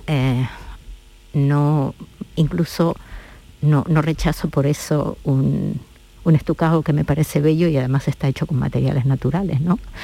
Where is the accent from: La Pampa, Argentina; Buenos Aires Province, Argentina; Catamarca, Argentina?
La Pampa, Argentina; now in Seville, Spain; mi ciudad de origen, de, Argentina, de La Pampa